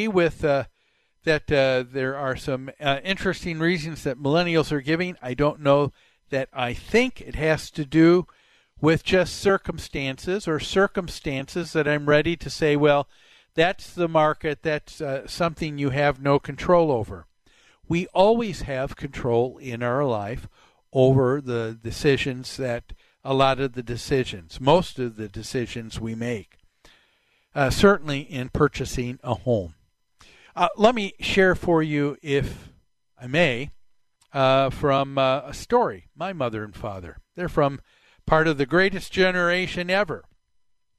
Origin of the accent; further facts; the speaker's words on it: Plymouth, Minnesota, United States; the house that we grew up on Medicine Lake in Plymouth in the mid-60s